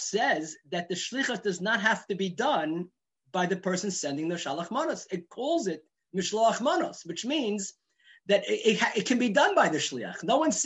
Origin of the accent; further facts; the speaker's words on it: New York City, New York, United States; growing up in Borough Park